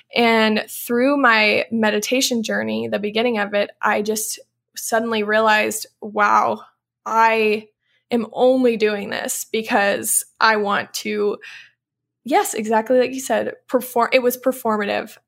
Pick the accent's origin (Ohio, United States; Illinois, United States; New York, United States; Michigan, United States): Illinois, United States; Louisville; moved away; I grew up in Louisville, Illinois, which is a small town of like a thousand people.